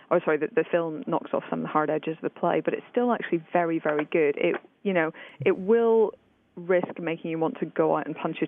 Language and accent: English; Northern Ireland, United Kingdom